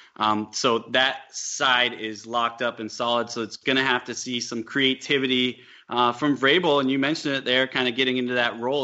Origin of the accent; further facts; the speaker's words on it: Midwest, United States; now in Los Angeles, United States; I'm from the Midwest